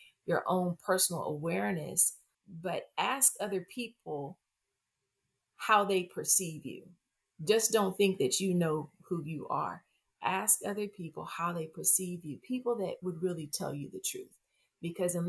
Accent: Texas, United States; I'm from Texas.

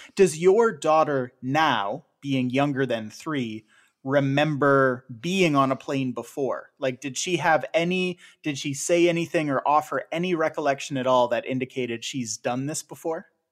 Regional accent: Canada; a Canadian of a certain age

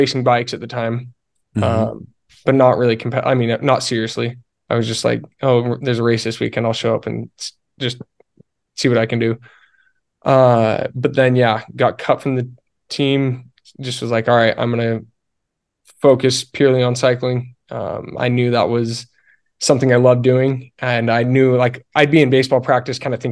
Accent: Alpine, Utah, United States; I grew up in Alpine, Utah.

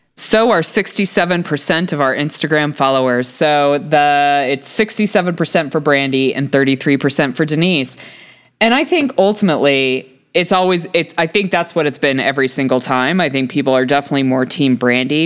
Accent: United States; as an American

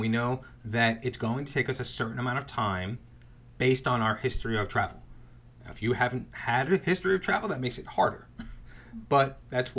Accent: New York, United States; We're from New York

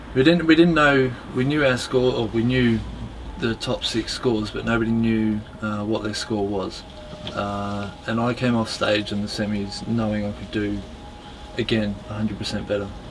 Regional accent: Melbourne, Victoria, Australia; moved away as an adult; now in United Kingdom; I was born in Melbourne, Australia. Yeah. My father was born here in uh, High Wycombe, I think. uh, Mum was born in Italy. Um, their families migrated to Australia, I think, when they were both quite young, about four or five. Um, and yeah, spent most of my most of my life in Australia

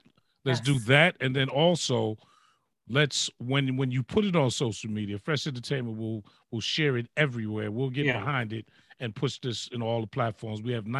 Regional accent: New York City, New York, United States; I'm from the Bronx

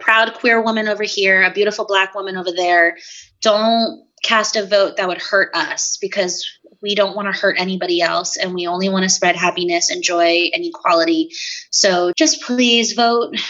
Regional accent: United States; to be an American

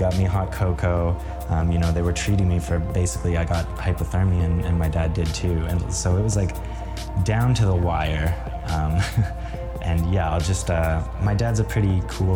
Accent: Kenora, Ontario, Canada; we grew up in Kenora, Ontario, and it's very snowy

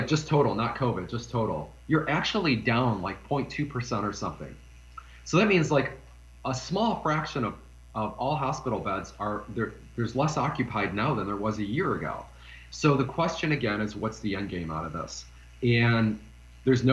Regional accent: Detroit, Michigan, United States; I'm from Detroit

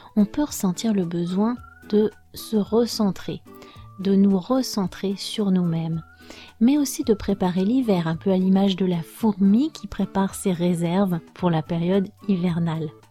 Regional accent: France; je suis française

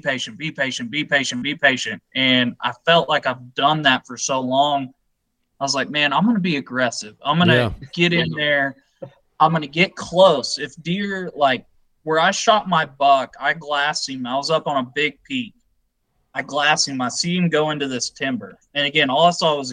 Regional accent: Texas, United States; I'm from Texas

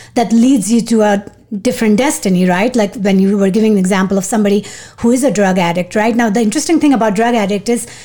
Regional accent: Pakistan; now in United States; growing up in Pakistan and having a good valedictorian credentials

